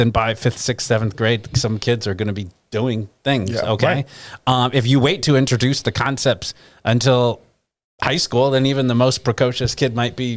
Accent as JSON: {"language": "English", "town": "New York City", "region": "New York", "country": "United States", "tie": "born or raised there", "moved": "yes", "lives_now": "Florida, United States", "said": "I grew up in New York City"}